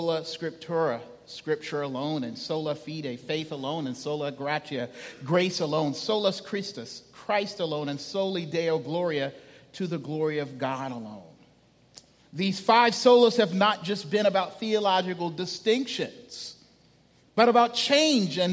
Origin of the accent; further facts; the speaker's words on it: Charleston, South Carolina, United States; now in Charlotte, United States; I'm a native son of Charleston. It is good to be home